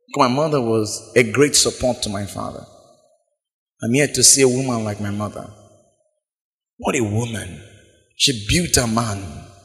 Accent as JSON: {"language": "English", "area": "Biseni", "region": "Bayelsa", "country": "Nigeria", "said": "I'm from Biseni"}